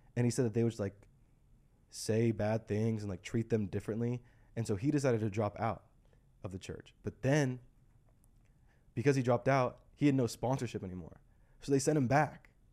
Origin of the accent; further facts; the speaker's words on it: United States; we grew up in the States